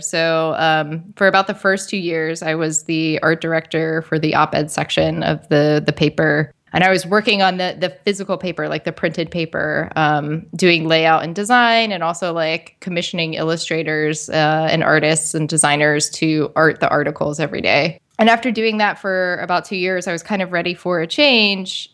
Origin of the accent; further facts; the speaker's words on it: West Virginia, United States; I grew up in uh, West Virginia